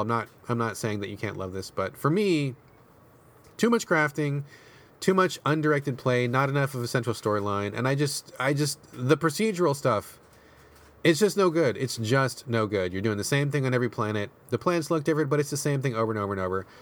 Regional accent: United States; I grew up in America

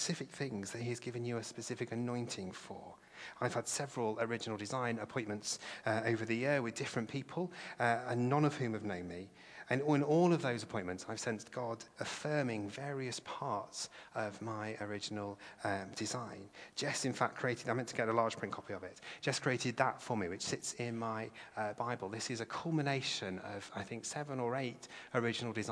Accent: England, United Kingdom; English people.

